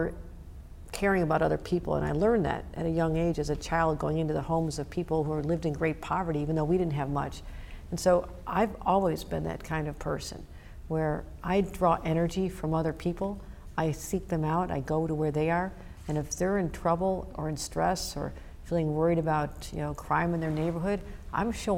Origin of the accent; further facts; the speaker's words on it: Buffalo, New York, United States; I've been back in Buffalo many times because of the devastation my hometown went through